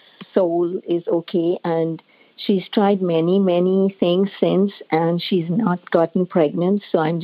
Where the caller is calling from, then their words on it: Mississauga, Ontario, Canada; I'm calling from Mississauga, Canada.